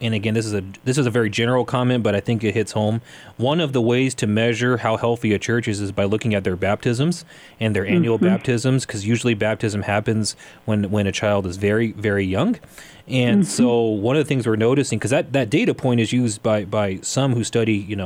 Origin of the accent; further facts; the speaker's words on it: Wyoming, United States; I'm from Wyoming, and so to get to my home, there's a little stretch of land between Casper, Wyoming, and Shoshone, Wyoming.